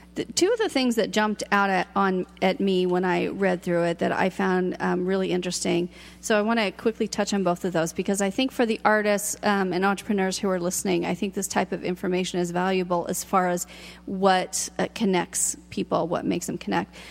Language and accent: English; Seattle, Washington, United States; now in Ashland, United States; I'm from Seattle